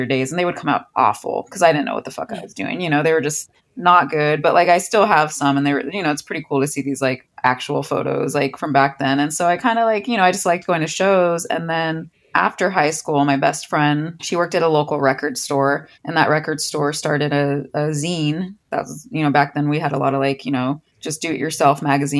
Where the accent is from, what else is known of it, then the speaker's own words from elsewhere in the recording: Orange County, California, United States; I'm from here originally, yeah. Orange County